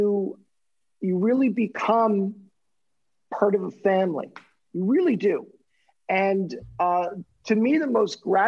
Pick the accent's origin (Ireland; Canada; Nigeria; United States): Canada; Montreal, Quebec; moved away as an adult; I was born and raised in Montreal